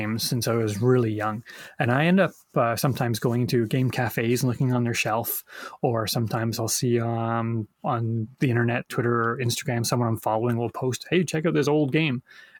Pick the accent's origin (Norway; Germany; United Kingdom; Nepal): United Kingdom; England; born there; But I don't know if that comes from coming from a British family. I was born in England and my dad was a fan.